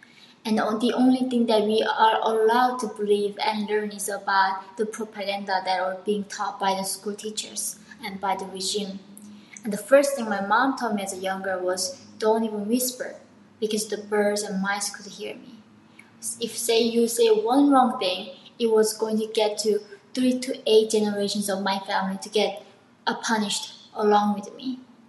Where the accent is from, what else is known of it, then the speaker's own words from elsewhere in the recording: North Korea; English is a second language; Oh, it was a different planet. I did not even know what internet was. We do not even have 24 hours like electricity.